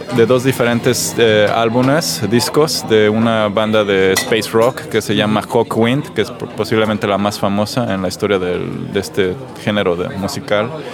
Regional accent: Mexico City, Mexico; moved away as an adult; now in Stockholm, Sweden; soy mexicano de la Ciudad de México y vivo en Estocolmo de hace cinco años

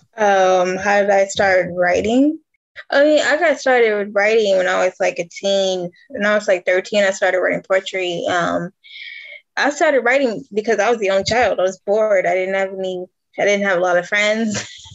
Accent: Detroit, Michigan, United States; moved away; I'm originally from Detroit, Michigan

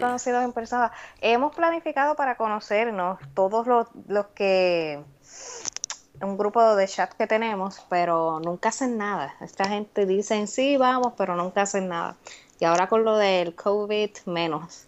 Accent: Humacao, Puerto Rico; moved away as an adult; now in United States; Yo soy de Humacao, eso es el campo

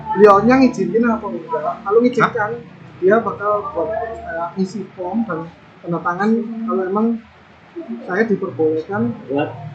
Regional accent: Indonesia; moved away as an adult; also born or lived in Taiwan; hanya saya sendiri dari Indonesia

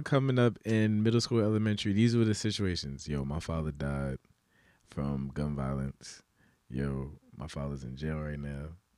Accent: New York City, New York, United States; growing up in the Bronx

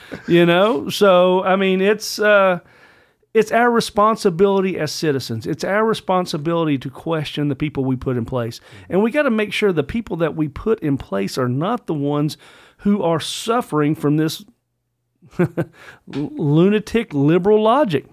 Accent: Virginia, United States; I am a, a true blue brother of, of son of Virginia

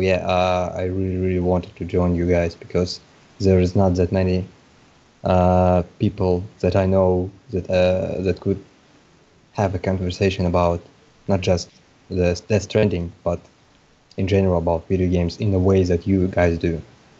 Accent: Russia; from Russia.

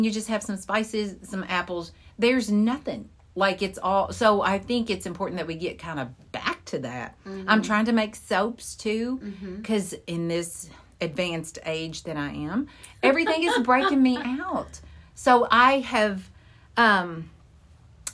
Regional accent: Kentucky, United States; I'm from Kentucky

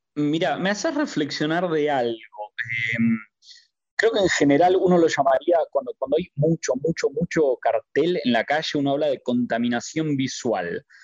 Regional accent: Argentina; moved away as an adult; now in Qatar; soy argentino

